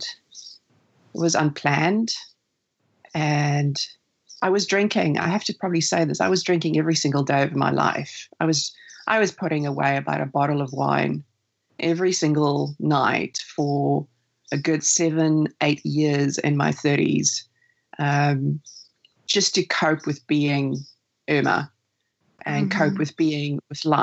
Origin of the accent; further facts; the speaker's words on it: South Africa; now in New Zealand; where I grew up, because I was born in South Africa, summers mean, or Christmas means summer holiday